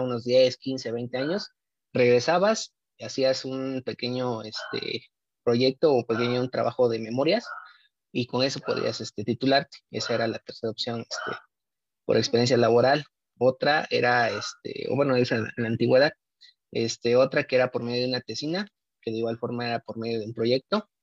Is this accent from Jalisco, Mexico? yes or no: no; Oaxaca, Mexico; no la tenemos aquí en, este, Oaxaca, en el estado de Oaxaca. Eh, yo soy egresado del Instituto Politécnico Nacional, tuve que irme afuera a estudiar esta carrera